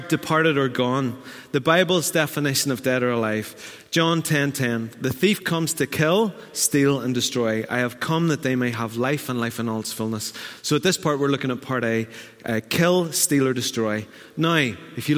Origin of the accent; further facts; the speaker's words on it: Newtownards, Northern Ireland, United Kingdom; I'm from Newton Ards